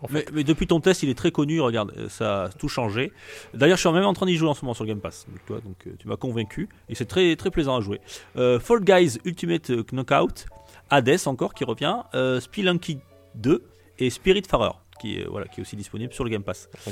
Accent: France; chez nous en France

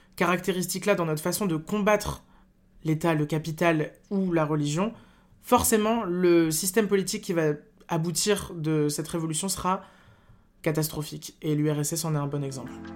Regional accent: north of France, France; je viens du nord de la France

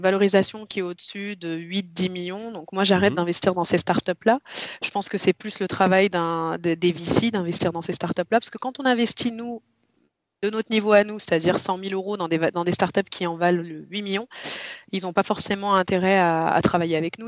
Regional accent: Lyon, Auvergne-Rhône-Alpes, France; Je viens de Lyon, j'ai trente-trois ans

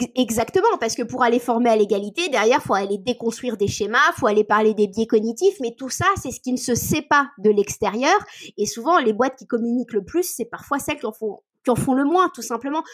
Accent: Cotentin, Normandy, France; je viens euh, du milieu du Cotentin

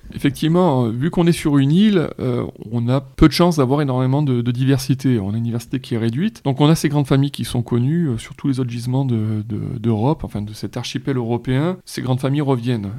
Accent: Vitrolles, Provence-Alpes-Côte d'Azur, France; étant un habitant de Vitrolles, enfin, j'ai passé trente ans à Vitrolles

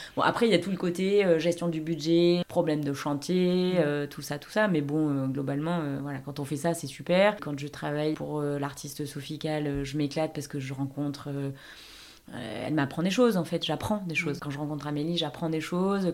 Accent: Marseille, Provence-Alpes-Côte d'Azur, France; moved away as an adult; also born or lived in Paris; j'ai grandi euh, dans le 8

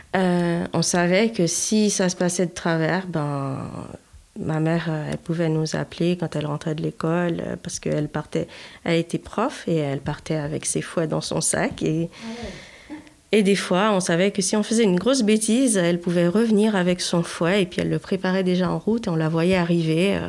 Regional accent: Haiti; j'ai grandi en Haïti, alors forcément à la dure

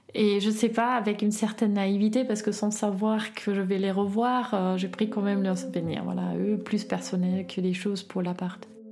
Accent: Berlin, Germany; French is a second language; moved away as an adult; now in Grenoble, France; je viens initialement de Berlin, Est, à Friedrichshain. J'ai grandi avec ma sœur et ma mère

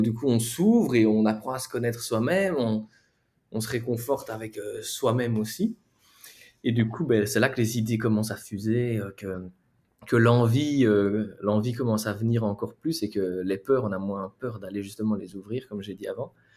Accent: near Charleroi, Wallonia, Belgium; moved away as an adult; now in Barcelona, Spain; Je viens de Belgique. Même pas besoin de dire que je viens de Belgique parce que ça, ça s'entend

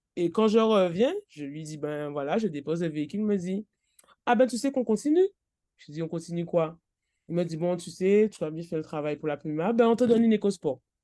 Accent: Trois-Rivières, Guadeloupe; now in Les Abymes, Guadeloupe; je suis de Trois-Rivières, mais j'habitais, j'habite aux Abîmes

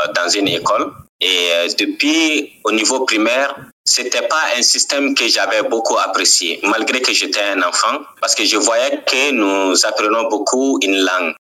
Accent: Ségou Region, Mali; also born or lived in Kayes Region, Mali; je suis né au Mali et grandi au Mali. Je suis né dans la deuxième région du Mali et grandi dans la quatrième région du Mali

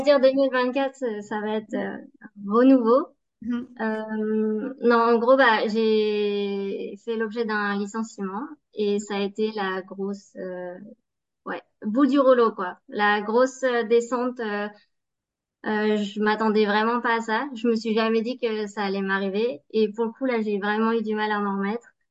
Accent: Savoie, Auvergne-Rhône-Alpes, France; moved away as an adult; also born or lived in Baltic states; je suis originaire de la Savoie

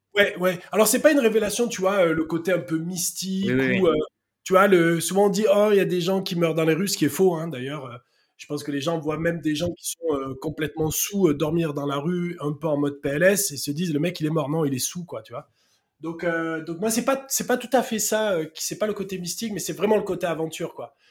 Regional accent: Marseille, Provence-Alpes-Côte d'Azur, France; accent: south-east; Je suis né à Marseille et, et euh, très rapidement, je suis allé avec ma famille habiter dans un petit village à côté de Marseille.

